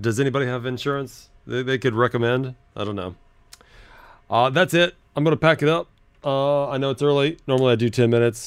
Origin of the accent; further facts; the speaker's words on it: Los Angeles, California, United States; I said, Los Angeles